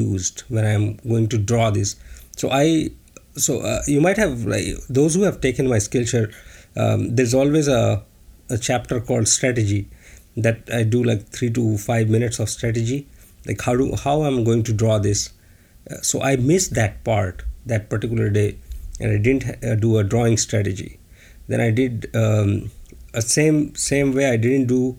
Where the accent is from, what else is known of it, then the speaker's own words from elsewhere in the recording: India; moved away as an adult; now in China; I'm from India